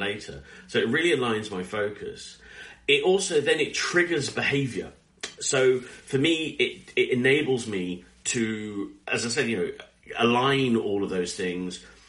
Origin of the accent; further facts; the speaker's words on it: United Kingdom; we're British